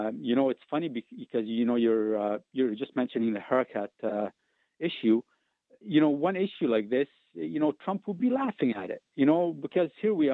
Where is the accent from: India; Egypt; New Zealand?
Egypt; now in Canada; I immigrated from Egypt.